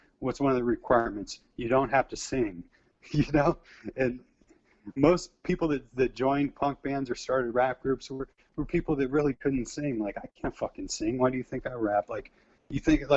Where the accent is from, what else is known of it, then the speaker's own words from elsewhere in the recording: the Bay Area, California, United States; now in Arizona, United States; I'm from the Bay, man, where it's tough